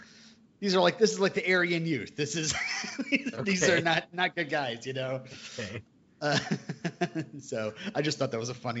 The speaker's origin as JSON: {"language": "English", "country": "United States", "said": "as an American"}